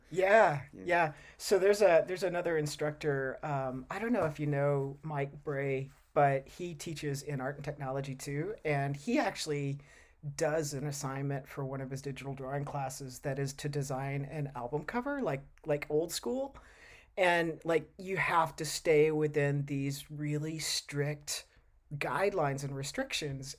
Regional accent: Texas, United States; moved away as an adult; now in Oregon, United States; I grew up in Texas

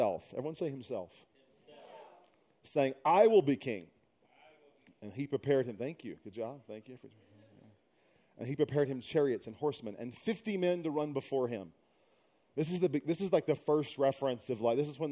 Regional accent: Louisiana, United States; also born or lived in Dallas, Texas; now in San Francisco, United States; originally I'm from Louisiana by way of Dallas, now San Francisco

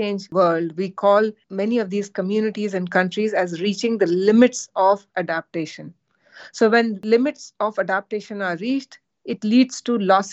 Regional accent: India; now in United Kingdom; I come from India

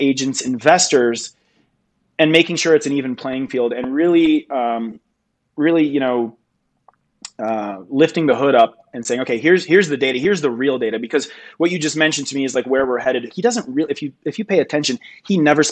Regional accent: Michigan, United States; now in Denver, United States; I grew up in Michigan, so I kind of like saw all seasons all year

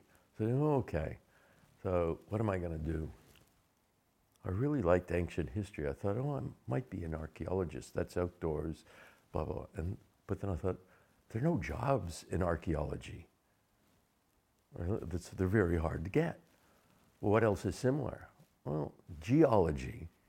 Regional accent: Florida, United States; also born or lived in Pennsylvania; Well, I don't even remember when I was born in the Pennsylvania Dutch area. And so very young age, the family moved down to Florida.

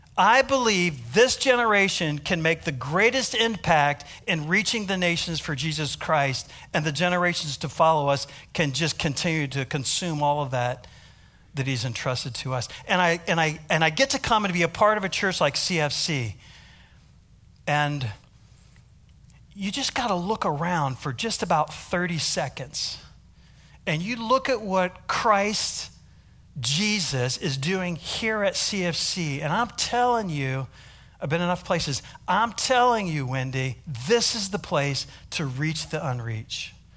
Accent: United States; accent: American; now in South Africa; my American accent

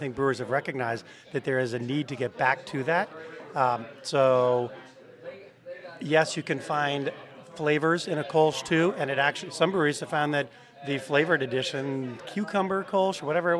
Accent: Massachusetts, United States; moved away as an adult; also born or lived in Connecticut; now in St. Louis, United States; Born in Massachusetts.

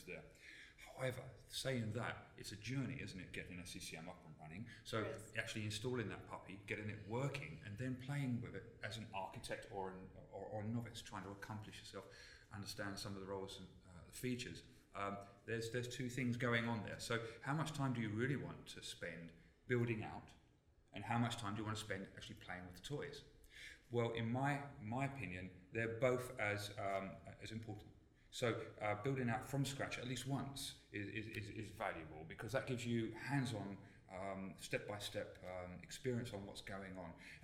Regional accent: London, United Kingdom; I come from London

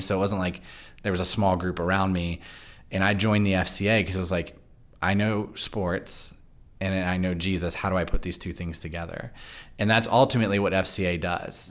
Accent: Loudoun County, Virginia, United States; moved away; I grew up in Loudoun County, but I went to church in Fairfax County.

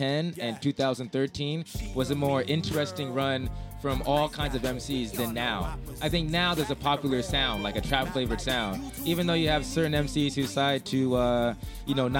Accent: San Diego, California, United States; I'm from San Diego

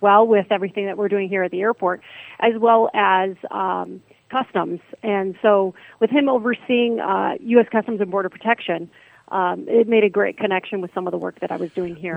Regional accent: Carson City, Michigan, United States; now in Lansing, United States; I grew up in Carson City

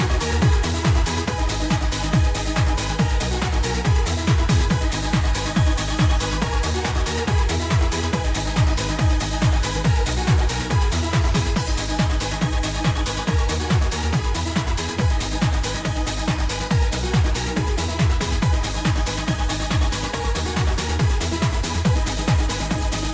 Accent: New Zealand; I'm from Aotearoa in New Zealand.

